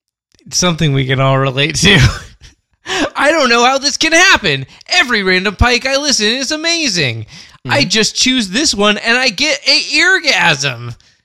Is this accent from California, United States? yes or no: yes; California, United States; now in Brooklyn, United States; I'm originally from California, and I've been living in Brooklyn for 3 years now.